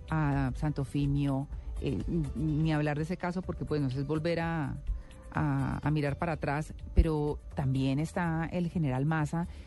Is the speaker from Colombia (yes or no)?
yes; Colombia; Estoy empeñado como presidente de la República, pero sobre todo como colombiano, de dejar el gobierno cuando Colombia pueda decir tenemos paz.